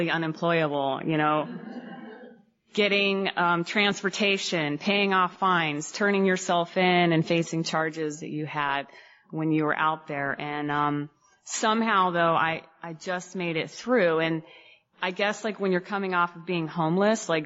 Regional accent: Phoenix, Arizona, United States; I'm from Phoenix

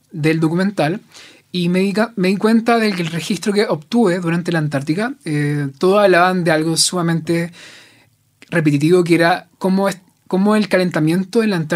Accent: Talcahuano, Biobío, Chile; moved away as an adult; also born or lived in Santiago; Soy de Talcahuano.

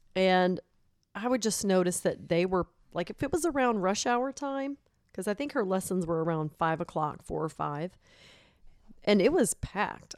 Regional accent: Silsbee, Texas, United States; now in San Antonio, United States; My mom's in town this week visiting from Silsbee, Texas, my hometown.

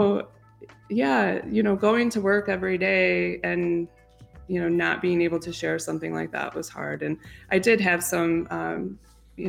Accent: Detroit, Michigan, United States; Tom and I both grew up downstate, Metro Detroit area.

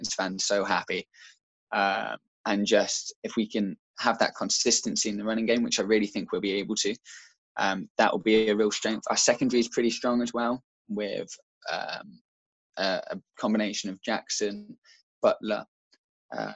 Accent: Shropshire, West Midlands, United Kingdom; I'm from Shropshire

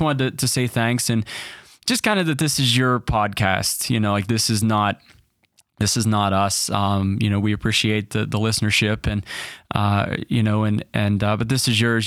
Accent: Pittsburgh, Pennsylvania, United States; born or raised there

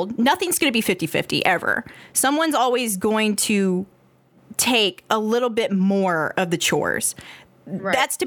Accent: Georgia, United States; accent: southern; moved away; I am from Georgia, born and raised, but I fucking left

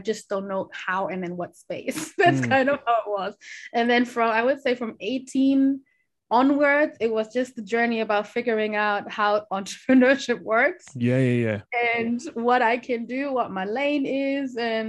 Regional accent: Germany; also born or lived in Kumasi, Ghana; I was born in Kumasi, which is like the Ashanti region in Ghana, so it's the west. Ashanti is like the biggest, one of the biggest tribes in Ghana as well. And I was born there, and I came to Germany when I was three, becoming four.

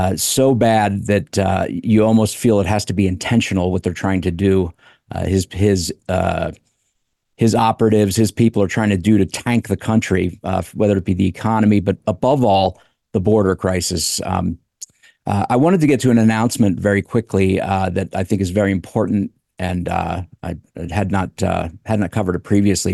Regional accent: United States; as an American

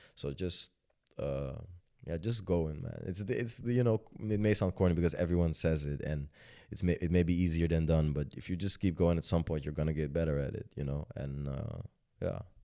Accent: Amstelveen, North Holland, Netherlands; also born or lived in Sudan; I grew up in Amstelveen, uh, which is a very nice neighborhood

